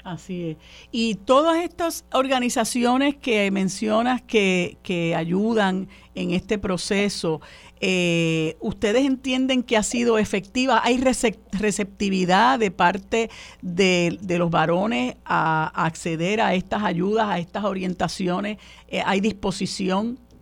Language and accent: Spanish; Puerto Rico; nosotros en Puerto Rico